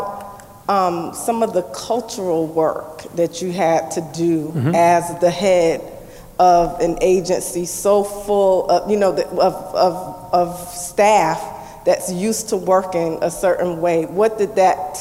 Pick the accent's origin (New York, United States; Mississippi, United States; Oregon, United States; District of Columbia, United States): New York, United States; fellow New Yorker